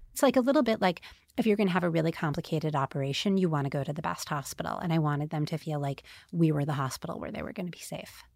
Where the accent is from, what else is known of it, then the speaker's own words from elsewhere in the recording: United States; also born or lived in Staten Island, New York / Queens, New York / New Jersey; I'm from Staten Island and Queens and New Jersey